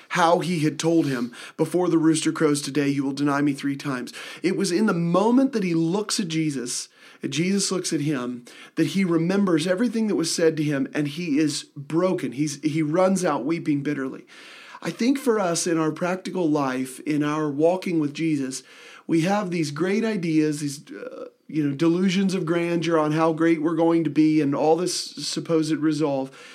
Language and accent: English; Midwest, United States; I am from the Midwest, so I have, I have perfectly, Uh, awesome speech with no accent whatsoever